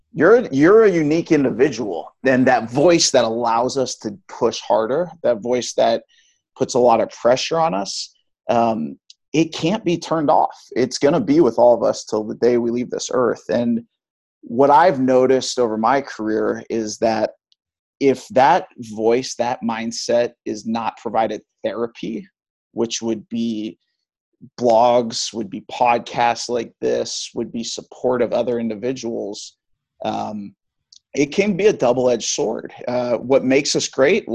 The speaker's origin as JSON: {"language": "English", "region": "Hawaii", "country": "United States", "tie": "born or raised there", "also_born_or_lived": "Missouri", "moved": "yes", "said": "Born and raised in Hawaii"}